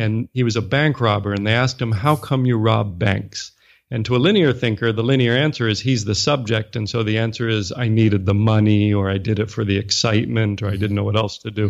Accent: Washington, District of Columbia, United States; moved away as an adult; also born or lived in Nashville / Japan / China / Singapore; Born and raised in the U S, I grew up in Washington, D C

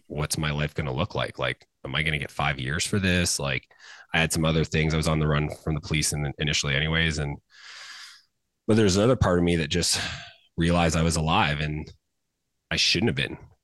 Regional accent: Canada; I grew up in Canada.

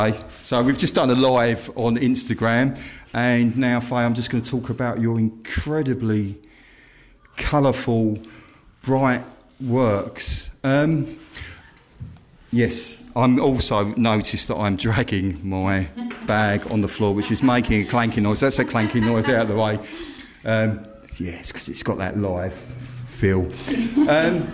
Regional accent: North Essex, East of England, United Kingdom; I come from North Essex, where Constable used to paint

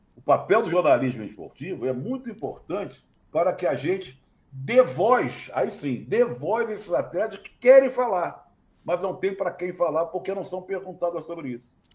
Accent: Brazil; somos brasileiros

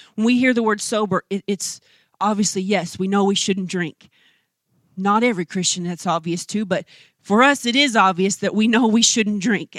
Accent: United States; as American women

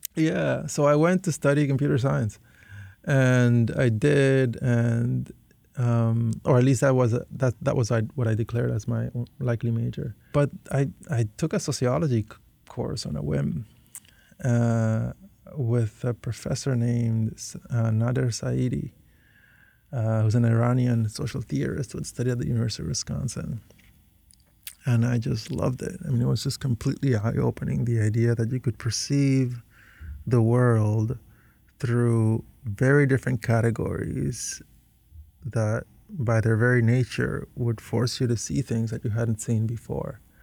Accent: Panama City, Panama; moved away as an adult; also born or lived in Northfield, Minnesota; I was born and raised entirely in Panama from Panamanian parents

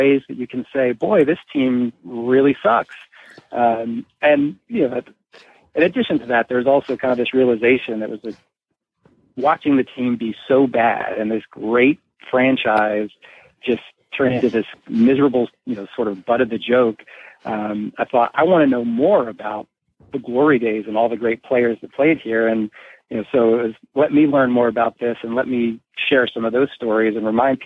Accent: Baltimore, Maryland, United States; also born or lived in New Jersey; I grew up in Baltimore

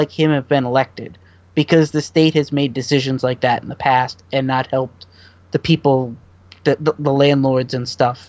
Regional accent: Maine, United States; I'm from Maine. I'm sorry about my governor

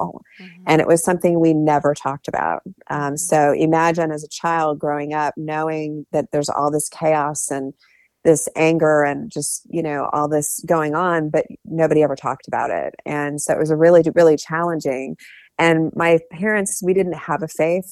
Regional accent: Ohio, United States; I grew up in Ohio

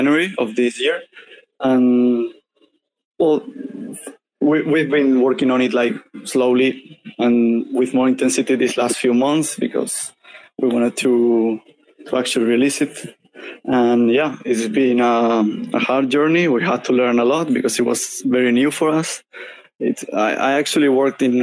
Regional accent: Spain; I'm from Spain

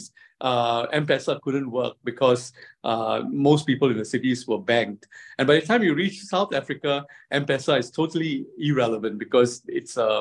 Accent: Singapore; also born or lived in China; I come from Singapore

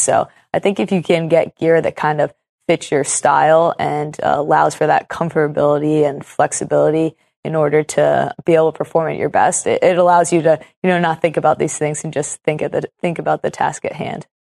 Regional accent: Portland, Oregon, United States; I'm from Portland, a very special soccer city

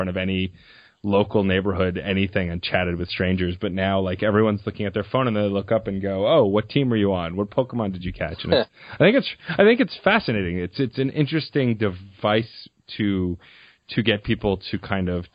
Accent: New York, United States; Growing up in New York

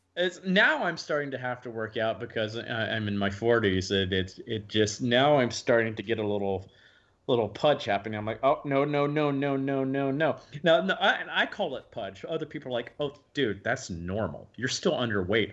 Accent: the South, United States; I'm from the South

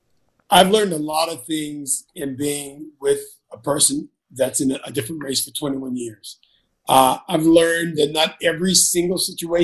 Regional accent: the South, United States; Because my many years of growing up in the South and growing up with parents who were highly educated

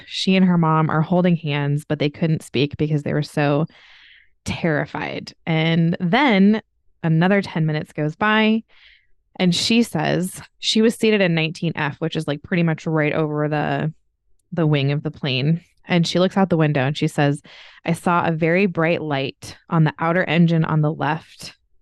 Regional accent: United States; I'm from America

